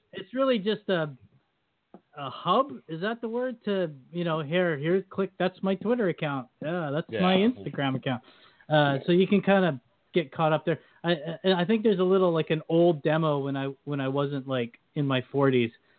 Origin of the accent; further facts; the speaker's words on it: Canada; as a Canadian